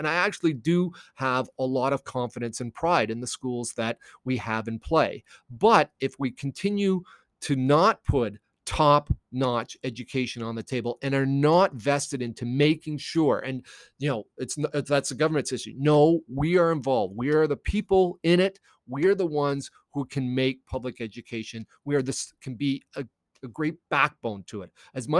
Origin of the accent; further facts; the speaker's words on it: United States; born there; I was born in the States.